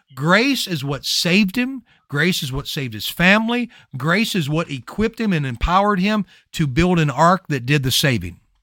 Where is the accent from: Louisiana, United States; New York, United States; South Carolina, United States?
Louisiana, United States; I'm from Louisiana.